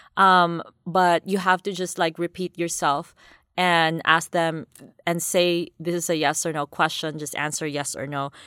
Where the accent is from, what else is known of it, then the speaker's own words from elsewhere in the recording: Davao City, Davao Region, Philippines; I grew up in Davao City, Philippines, which is a, quite a big city down south, you know, southern Philippines